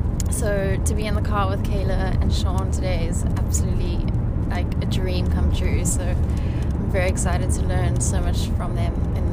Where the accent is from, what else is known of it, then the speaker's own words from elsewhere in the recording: Cape Town, Western Cape, South Africa; I'm from Cape Town in South Africa